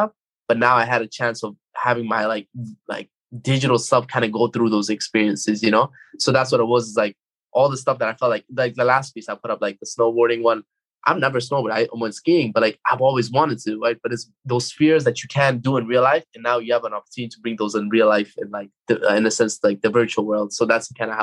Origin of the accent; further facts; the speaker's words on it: Afghanistan; moved away; growing up in Afghanistan